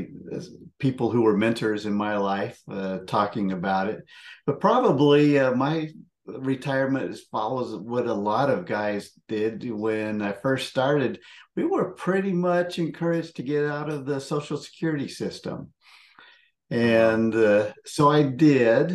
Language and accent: English; Seattle, Washington, United States; moved away as an adult; also born or lived in Memphis / Kenya / Lubbock / Arkansas; I grew up in the Northwest in the Seattle area